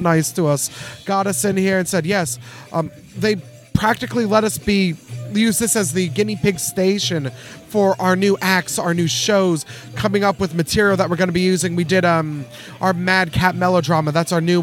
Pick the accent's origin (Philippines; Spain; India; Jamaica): Philippines; now in North Texas, United States; Two of the founding members, myself again included, were from the Philippines, where literally, hand to God, in my hometown in the Philippines, festivals for the durian.